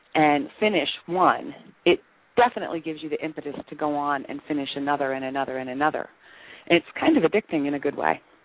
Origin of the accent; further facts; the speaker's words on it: Maryland, United States; moved away as an adult; now in Phoenix, United States; I'm originally from Maryland, back on the East Coast. We moved to Phoenix about 11 years ago